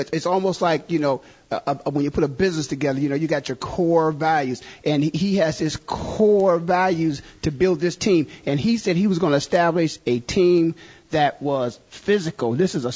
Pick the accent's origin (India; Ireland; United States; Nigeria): United States; Canton, Ohio; I'm born and raised in Canton, Ohio